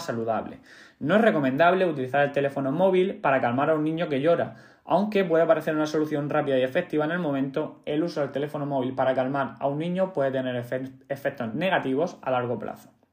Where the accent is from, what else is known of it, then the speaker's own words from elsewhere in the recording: Cartagena, Region of Murcia, Spain; yo soy de Cartagena